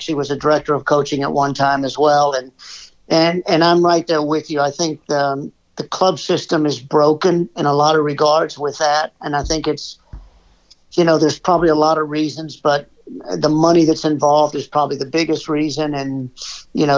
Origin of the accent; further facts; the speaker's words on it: Irving, Texas, United States; now in Pittsburgh, United States; I'm originally from Irving, Texas.